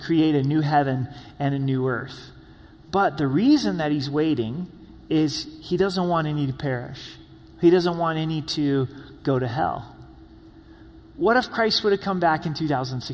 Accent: Medford, Oregon, United States; also born or lived in Grants Pass, Oregon; now in Colorado Springs, United States; I was born in Grants Pass, lived in Medford, the Rogue Valley. It's my home as a kid

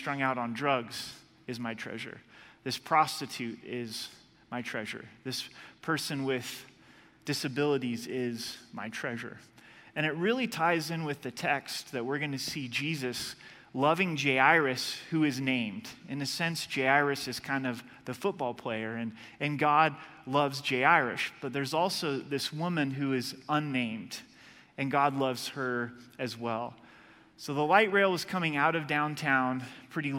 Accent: Oregon, United States; moved away; I'm from Oregon

